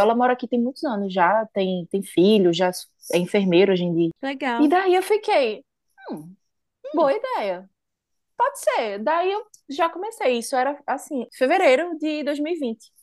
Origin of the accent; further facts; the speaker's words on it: Recife, Pernambuco, Brazil; moved away as an adult; now in Sweden; Eu sou de Recife, Pernambuco